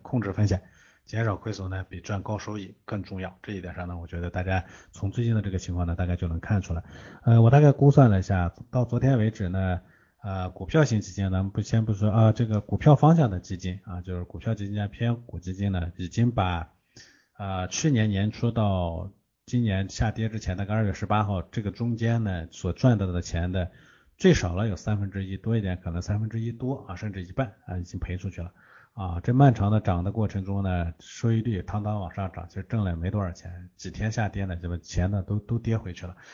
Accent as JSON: {"language": "Chinese", "country": "China", "said": "我们中国人"}